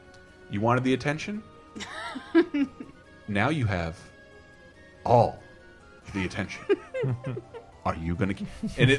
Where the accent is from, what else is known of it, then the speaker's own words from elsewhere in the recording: Florida, United States; I grew up in Florida with like brand new awful civic centers